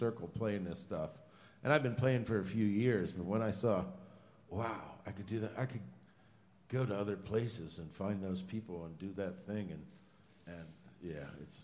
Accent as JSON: {"language": "English", "town": "Carnegie", "region": "Pennsylvania", "country": "United States", "tie": "born or raised there", "said": "In that my hometown, they pronounce it Carnegie"}